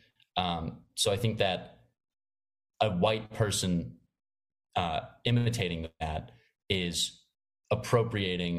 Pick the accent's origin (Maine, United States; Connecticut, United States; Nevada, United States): Maine, United States; now in New York, United States; I'm from Maine, which is a very suburban, outdoorsy state.